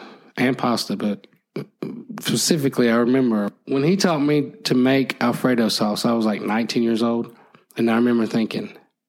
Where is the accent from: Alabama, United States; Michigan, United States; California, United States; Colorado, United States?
Alabama, United States; Phenix City; I'm from Phoenix City.